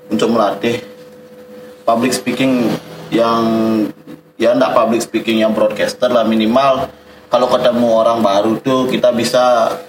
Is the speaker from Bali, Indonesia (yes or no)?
yes; Bali, Indonesia; walaupun kita dari Bali stereotip orang Bali